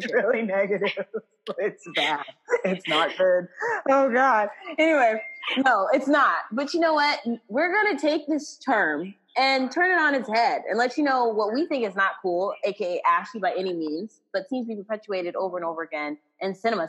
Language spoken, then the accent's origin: English; Texas, United States; accent: Texas twang; I'm from Texas